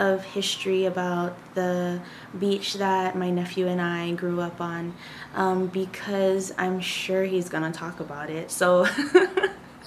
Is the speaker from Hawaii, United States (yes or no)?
yes; Hawaii, United States; I am from Hawaii, and I did grow up in Hawaii, born and raised.